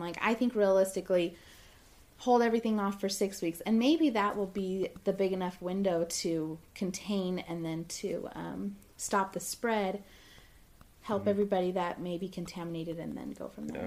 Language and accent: English; Southern California, United States; I'm from Southern California